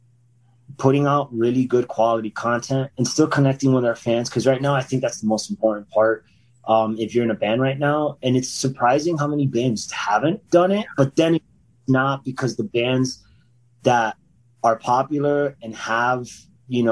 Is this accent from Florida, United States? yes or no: yes; about 45 minutes from Fort Lauderdale, Florida, United States; Fort Lauderdale, which is about like 45 minutes from my hometown